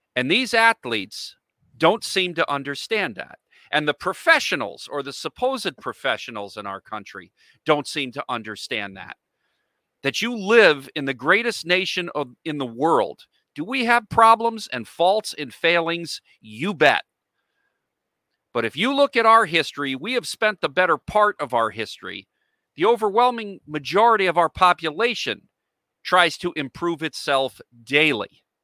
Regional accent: United States; I, as an American, a citizen of the United States

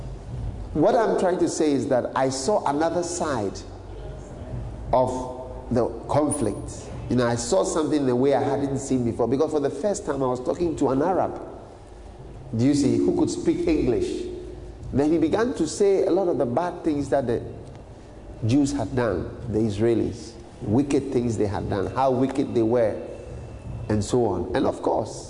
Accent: Ghana; a Ghanaian, as a black man

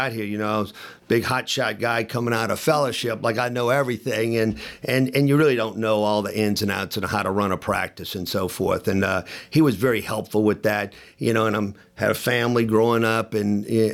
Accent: New Orleans, Louisiana, United States; moved away as an adult; also born or lived in Birmingham, Alabama / Memphis, Tennessee; I'm from New Orleans and ended up going to high school, a Jesuit high school in New Orleans

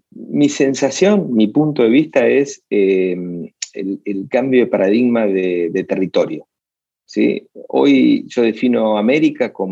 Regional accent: Buenos Aires, Argentina; born there; Eh, nací en Buenos Aires, pero no, no, hoy no, no, es mi lugar.

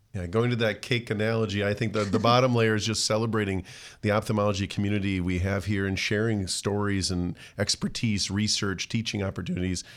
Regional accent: Rochester, Minnesota, United States; I grew up actually regionally at the Mayo, uh, near the Mayo Clinic

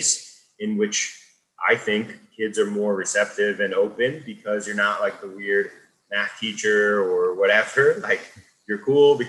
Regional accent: Pennsylvania, United States; I grew up in Eastern Pennsylvania outside of Philly

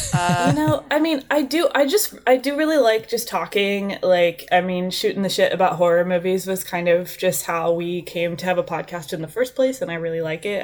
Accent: Indiana, United States; now in Bakersfield, United States; I'm from Indiana originally

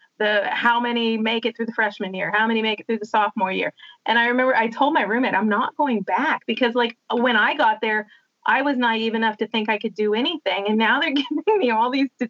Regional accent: West Virginia, United States; I'm from West Virginia and it's Appalachia.

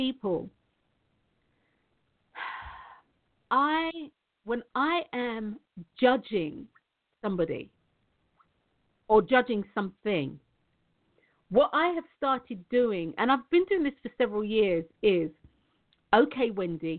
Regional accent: London, United Kingdom; I'm from Tottenham. I used to live at the entrance. I didn't live on it, though, but I used to live at the entrance of the farm.

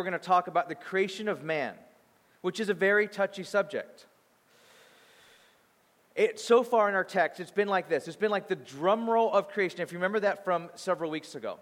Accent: Bakersfield, California, United States; moved away; I grew up in Bakersfield, California. So I grew up there and I thought life was like that until I moved

